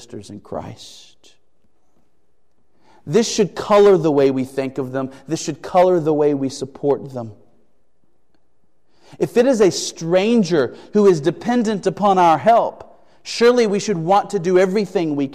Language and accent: English; United States; As American citizens